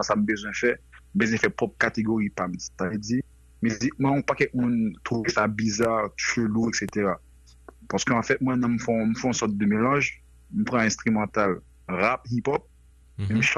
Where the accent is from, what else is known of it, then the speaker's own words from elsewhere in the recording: Port-au-Prince, Ouest, Haiti; moved away as an adult; also born or lived in Florida / Saint Martin / United States; now in France; mwen fèt Haïti, mwen se moun ake. E normalman, mwen te viv tout adolesans mwen Port-au-Prest.